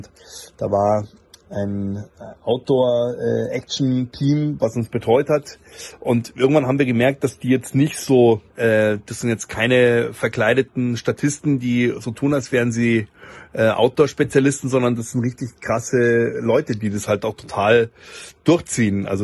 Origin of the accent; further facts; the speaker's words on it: Bavaria, Germany; das muss ich als Oberbayer zugeben